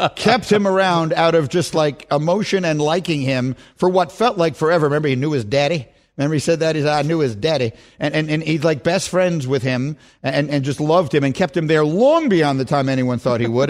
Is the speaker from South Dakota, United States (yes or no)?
no; New York City, New York, United States; moved away as an adult; I grew up in New York City